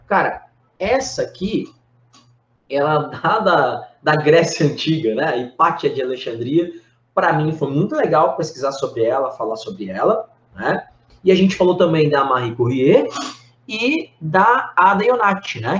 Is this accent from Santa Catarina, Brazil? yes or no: yes; Blumenau, Santa Catarina, Brazil; lá de Blumenau, que é minha cidade natal